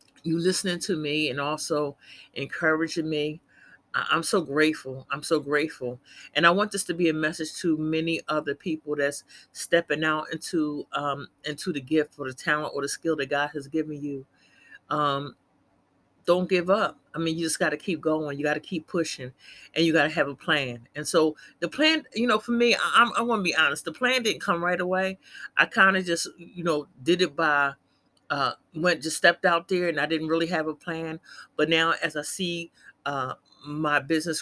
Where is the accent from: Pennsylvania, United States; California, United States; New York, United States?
Pennsylvania, United States; Philadelphia; I'm from Philly, born and raised